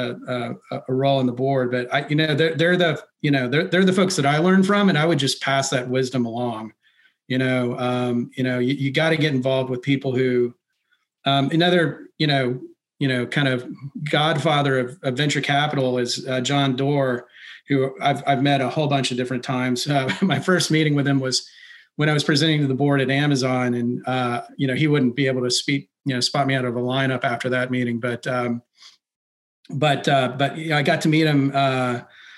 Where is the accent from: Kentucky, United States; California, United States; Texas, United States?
Texas, United States; I'm from Texas